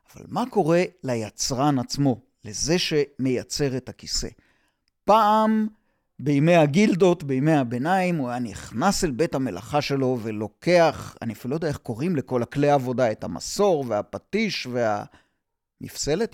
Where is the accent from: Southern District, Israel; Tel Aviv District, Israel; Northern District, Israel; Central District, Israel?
Southern District, Israel; Yotvata; אני בן קיבוץ יוטבתה